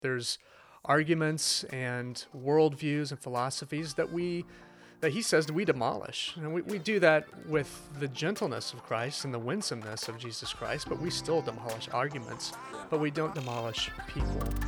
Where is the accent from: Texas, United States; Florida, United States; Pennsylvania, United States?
Texas, United States; Fort Worth; moved away as an adult; also born or lived in Shreveport, Louisiana; I'm from Fort Worth, so this is home